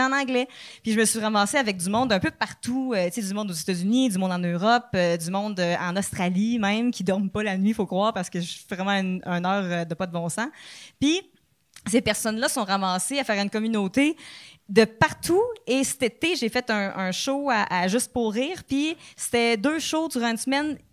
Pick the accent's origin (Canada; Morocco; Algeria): Canada; Quebec; accent: Québécois; mon Québécois accent